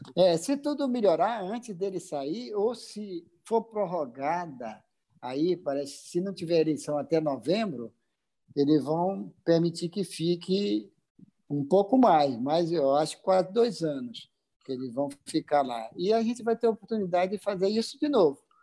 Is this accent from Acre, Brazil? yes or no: yes; Acre, Brazil; also born or lived in Rio de Janeiro; now in Manaus, Brazil; Acre, é, eu sou acriano, olha só, sou acriano, hoje sou cidadão amazonense e moro no Rio de Janeiro